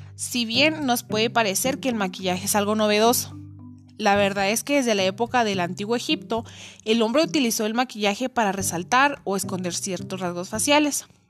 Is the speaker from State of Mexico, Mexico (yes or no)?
no; Cuauhtémoc, Chihuahua, Mexico; soy de Coctemoc, Chihuahua